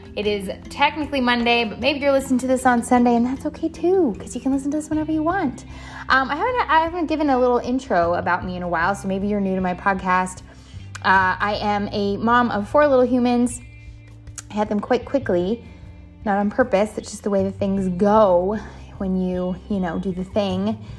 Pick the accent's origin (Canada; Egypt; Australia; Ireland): Canada; also born or lived in San Diego, California, United States; now in Indian Land, United States; I am a Canadian, born Canadian, became American.